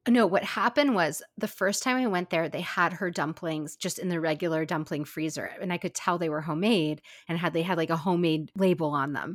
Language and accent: English; Seattle, Washington, United States; Seattle, my hometown